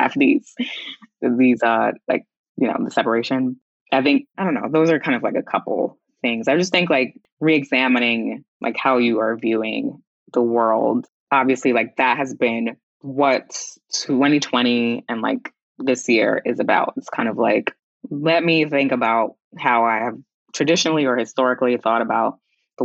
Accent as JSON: {"language": "English", "town": "New York City", "region": "New York", "country": "United States", "said": "I'm from Queens"}